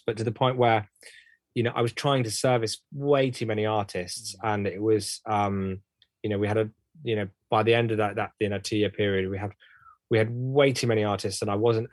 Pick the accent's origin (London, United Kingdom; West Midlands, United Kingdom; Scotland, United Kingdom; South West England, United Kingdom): South West England, United Kingdom; Bristol; We're both from Bristol.